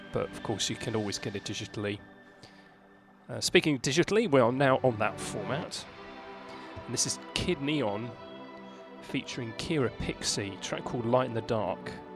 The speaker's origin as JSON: {"language": "English", "town": "Reading", "region": "South East England", "country": "United Kingdom", "tie": "born or raised there", "said": "my hometown, Reading"}